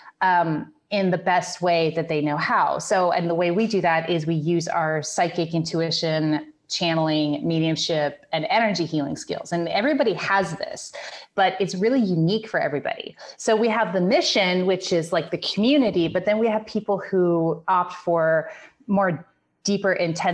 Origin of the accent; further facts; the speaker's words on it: Grass Valley, California, United States; I am from Northern California, a little city called Grass Valley